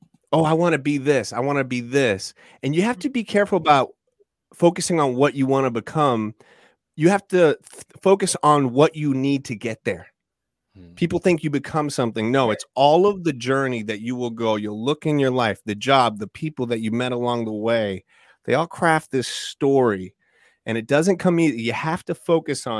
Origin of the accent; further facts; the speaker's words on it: Orlando, Florida, United States; a young little boy growing up in Orlando, Florida